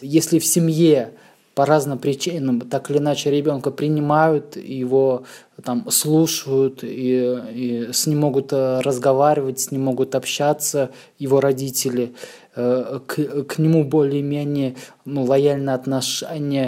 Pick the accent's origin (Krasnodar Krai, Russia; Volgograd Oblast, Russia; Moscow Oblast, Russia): Moscow Oblast, Russia; Ramenskoye; moved away as an adult; now in Warsaw, Poland; Я родился в малюсеньком подмосковном городочке. Есть такое в Подмосковье, недалеко от Москвы. Раменская, так называется, это ну, ну, городочек. И рос, и учился в Подмосковье